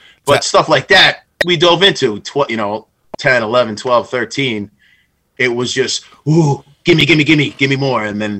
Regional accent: Bethpage, New York, United States; Long Island. I was born in Bethpage, for those that don't know.

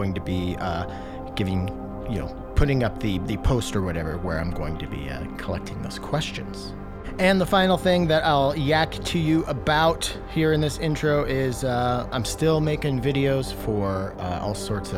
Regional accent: Washington, United States; I'm being from Washington, Spokane is not a place that I would think of as a synth town

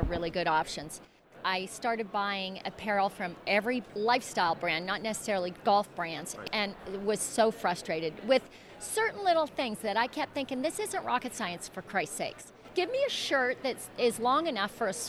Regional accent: Calgary, Alberta, Canada; moved away; I grew up in Calgary

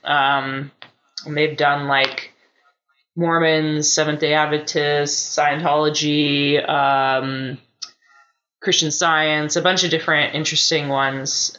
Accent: United States; as an American

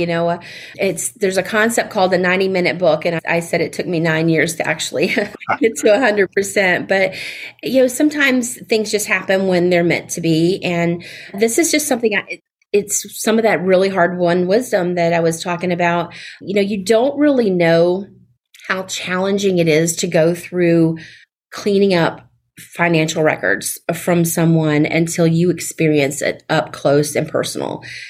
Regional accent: the South, United States; accent: Southern; You know, having my Southern accent sounds, not sure which way to say it

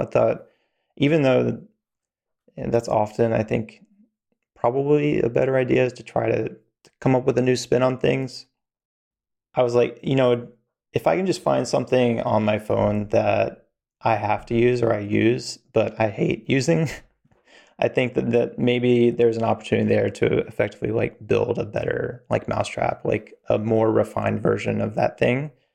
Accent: Virginia, North Carolina, the South, United States; also born or lived in Atlanta, Georgia; I grew up, uh, in the, the South in, in Virginia, North Carolina

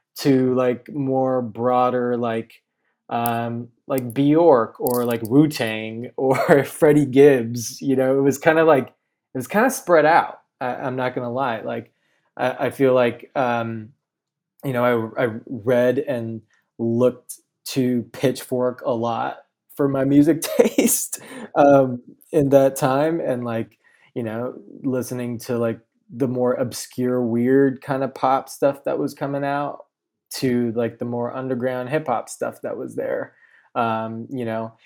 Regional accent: Chino Hills, California, United States; I grew up in Chino Hills, California, um, Inland Empire

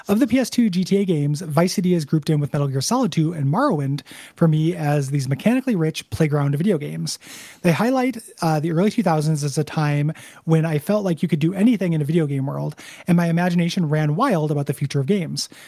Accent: United Kingdom; I grew up in Britain in the 90s and thought at the time that I just didn't like music

